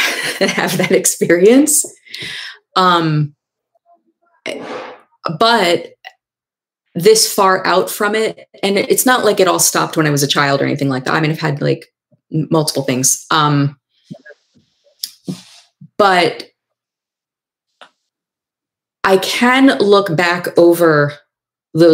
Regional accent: New York, United States; I'm from New York

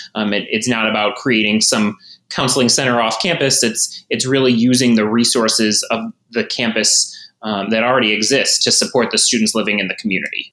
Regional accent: Buffalo, New York, United States; moved away as an adult; also born or lived in Ohio / Georgia; I grew up in Buffalo, actually. So it was a return home, even though I've been gone for quite a number of years

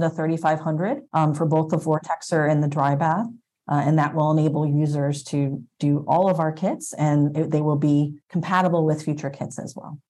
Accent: upstate New York, United States; moved away as an adult; also born or lived in New Jersey / Boston area, Massachusetts; now in Boston, United States; I grew up in upstate New York and then went to college in New Jersey at Princeton University for molecular biology

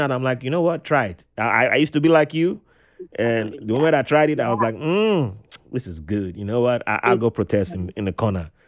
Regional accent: Nigeria; I'm from the Riverine tribe in Nigeria

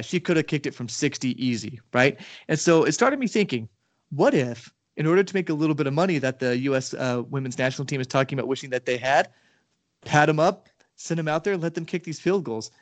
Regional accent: Nevada, United States; also born or lived in Argentina; now in Texas, United States; I'm from Nevada and I lived in Argentina for a while.

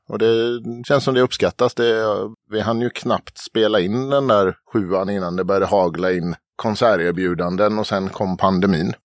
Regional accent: Falkenberg, Halland County, Sweden; moved away; Jag kommer nerifrån Falkenberg, där jag är uppvuxen

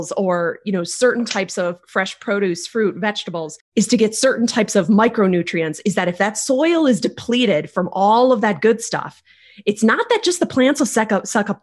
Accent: Northern Michigan, United States; I grew up in Michigan, in Northern Michigan, actually

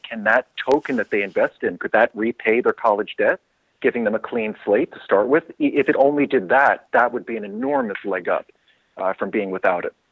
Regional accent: New York City, New York, United States; I'm originally from New York City myself.

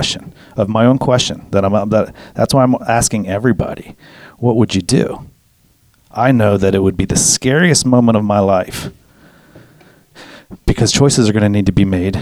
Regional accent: United States; I'm an American

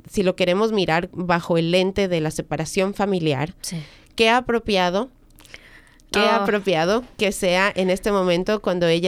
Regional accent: United States; soy americana. Soy americana. Pero y soy de los Estados

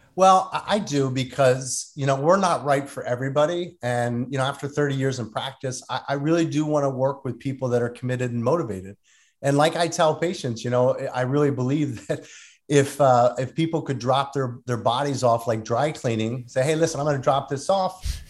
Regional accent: Delran, New Jersey, United States; I grew up in a small town called Delran

